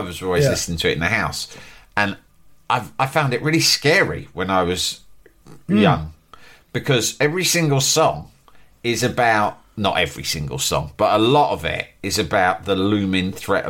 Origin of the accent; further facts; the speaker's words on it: Leeds, Yorkshire and the Humber, United Kingdom; It's like, I'm from Leeds, mate.